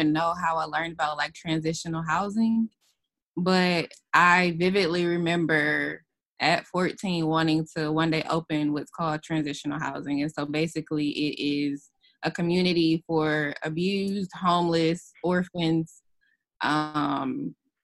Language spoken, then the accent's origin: English; Detroit, Michigan, United States; moved away as an adult; now in Montgomery, United States; I'm from Detroit